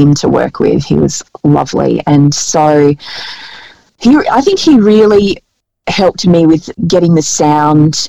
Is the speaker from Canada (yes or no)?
no; Albury, New South Wales, Australia; my hometown of Albury